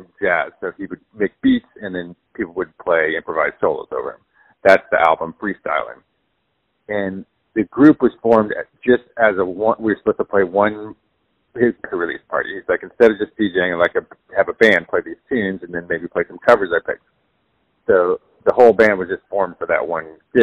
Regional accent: San Diego, California, United States; I grew up in San Diego, California

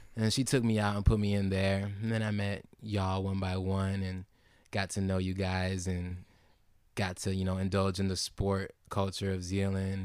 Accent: Holland, Michigan, United States; also born or lived in Zeeland, Michigan; I grew up in Holland, Michigan

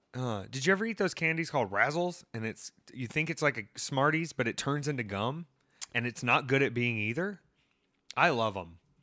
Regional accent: the South, United States; growing up in the South

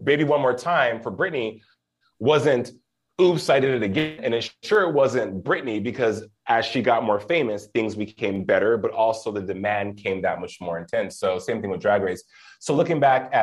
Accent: Albuquerque, New Mexico, United States; moved away; also born or lived in Los Lunas, New Mexico; I'm from Albuquerque originally

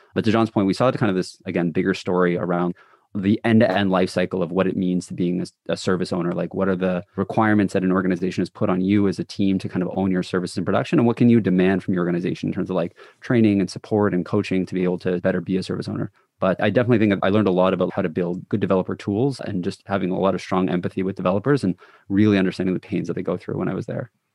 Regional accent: Toronto, Ontario, Canada; I'm from the Toronto area.

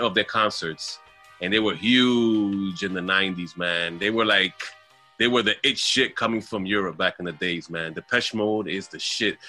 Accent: New York City, New York, United States; I was born and raised in uh, Manhattan, near Harlem

